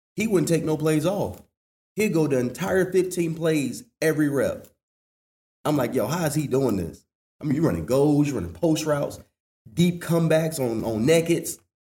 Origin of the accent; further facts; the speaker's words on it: Washington, North Carolina, United States; Growing up in Little Washington